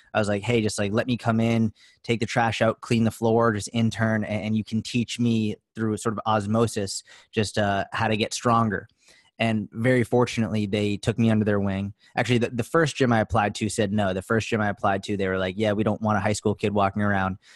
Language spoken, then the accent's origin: English; outside Boston, Massachusetts, United States; I grew up in outside Boston, Mass